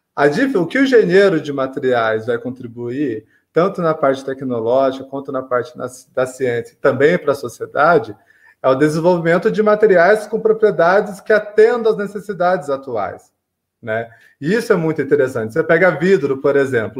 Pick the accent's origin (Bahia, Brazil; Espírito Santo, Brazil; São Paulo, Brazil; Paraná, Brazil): São Paulo, Brazil; São João da Boa Vista; eu sou aqui de São João do Boa Vista, que é interior de São Paulo, leste paulista.